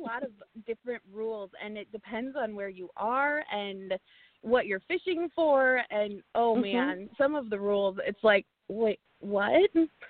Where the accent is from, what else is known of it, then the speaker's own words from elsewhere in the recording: Colorado Rocky Mountains, United States; moved away as an adult; now in Iowa, United States; So I lived in Colorado. I grew up in the Colorado Rocky Mountains. It was amazing.